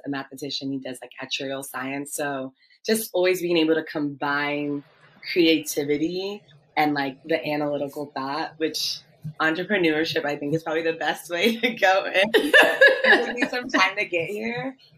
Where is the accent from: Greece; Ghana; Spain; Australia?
Ghana; also born or lived in Washington, D.C., United States; I'm Ghanaian. I'm Ghanaian American. I was born in the States, actually in DC, and both my parents are Ghanaian and made the decision for both my brother and I to live in Ghana as kids first